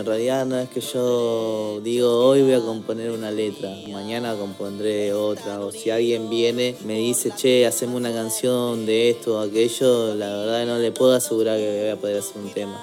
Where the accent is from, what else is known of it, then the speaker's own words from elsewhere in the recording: Córdoba, Argentina; also born or lived in Peru; now in Buenos Aires, Argentina; nacido en Córdoba, ahora viviendo aquí en Buenos Aires